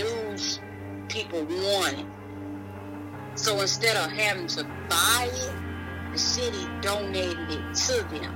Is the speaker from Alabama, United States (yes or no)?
yes; Boone, Alabama, United States; moved away as an adult; now in Montgomery, United States; I'm not from here. I'm from Boone, Alabama